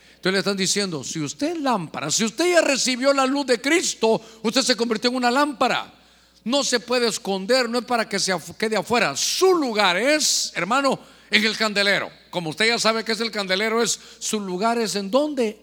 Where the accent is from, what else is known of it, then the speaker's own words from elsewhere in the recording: Guatemala; moved away; allá en mi tierra, allá donde nací en Guatemala